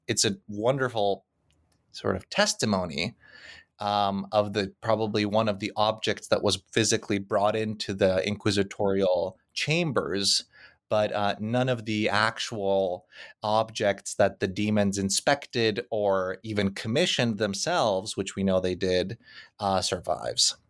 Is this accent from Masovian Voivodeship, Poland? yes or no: no; Krakow, Lesser Poland, Poland; moved away; Krakow, which happens to be my hometown